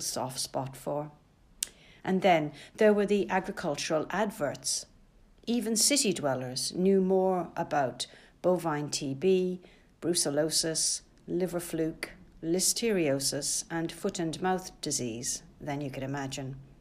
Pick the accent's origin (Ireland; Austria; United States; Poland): Ireland; now in London, United Kingdom; I didn't grow up in the countryside, but being Irish, rural ways and rural life never seemed to be so very far away. In the nineteen seventies in Ireland